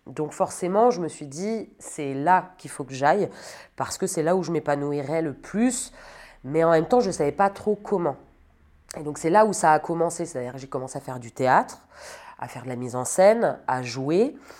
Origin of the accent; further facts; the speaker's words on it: Sologne, Centre-Val de Loire, France; moved away as an adult; also born or lived in Metz; now in Paris, France; je viens de Sologne, j'ai grandi dans une euh, grande maison au milieu de la forêt avec mes parents et ma sœur